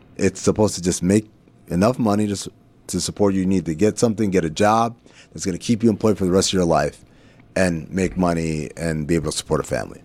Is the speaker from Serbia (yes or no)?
no; Sudan; now in United States; growing up in Sudan and being called, uh, Khawaja, which means foreigner